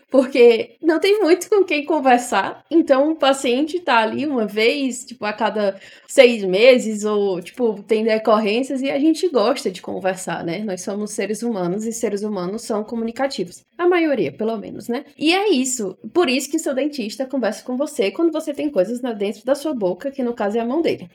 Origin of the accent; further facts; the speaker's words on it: Fortaleza, Ceará, Brazil; moved away as an adult; now in São Paulo, Brazil; sou de Fortaleza, Ceará, e sou emancebada